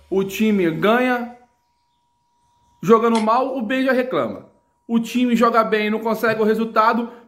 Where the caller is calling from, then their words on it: Magé, Rio de Janeiro, Brazil; sou aqui de Magé, Rio de Janeiro. Acompanho vocês.